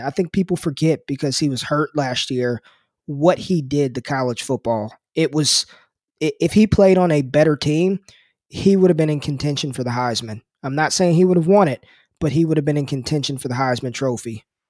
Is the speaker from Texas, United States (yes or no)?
no; Las Vegas, Nevada, United States; moved away; I'm, I'm from Las Vegas, and I played against DeMarco Murray in high school